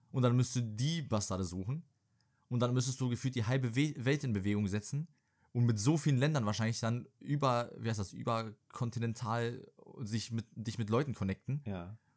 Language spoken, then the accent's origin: German; Serbia; moved away